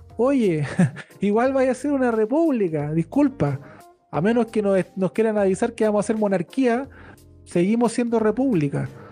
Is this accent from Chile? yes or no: yes; Chile